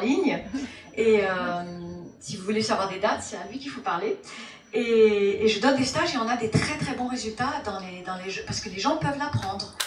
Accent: Formentera, Balearic Islands, Spain; moved away; also born or lived in United States / France; Je suis née aux États-Unis et euh, j'étais élevée, en, quand j'étais petite, on est venu euh, en Europe, j'étais élevée dans une île, de la Formentera, dans les Baléares, entre Formentera et, la France

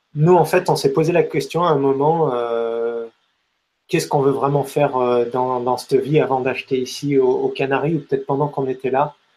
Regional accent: France; on est français

